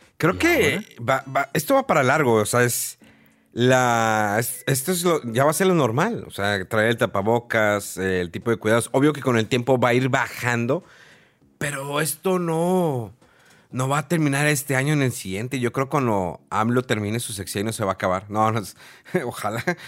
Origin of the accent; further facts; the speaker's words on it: Mexico; porque era mexicano, porque soy mexicano